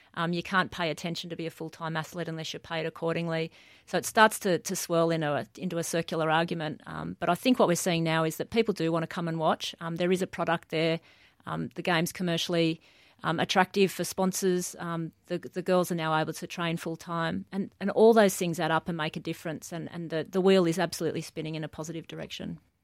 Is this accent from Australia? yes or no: yes; Newcastle, New South Wales, Australia; most of my childhood was, uh, was in Newcastle